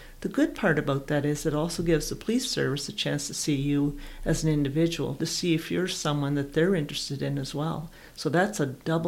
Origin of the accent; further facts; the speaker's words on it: New Brunswick, Canada; moved away as an adult; also born or lived in Ontario; I'm originally from New Brunswick, so I got posted in Ontario